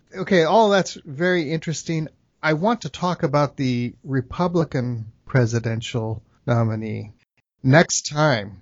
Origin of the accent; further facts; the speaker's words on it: Bay Area, California, United States; I grew up in the Bay Area